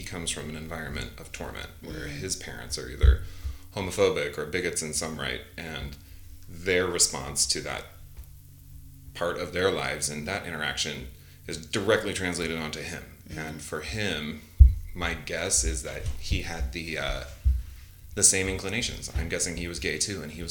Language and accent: English; Salt Lake City, Utah, United States; I grew up in Salt Lake City, born and raised Mormon